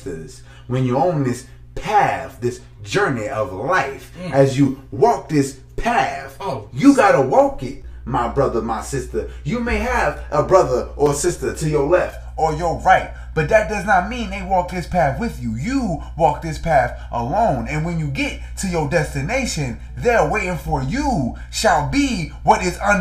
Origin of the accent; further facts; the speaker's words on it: New York, United States; I'm actually from New York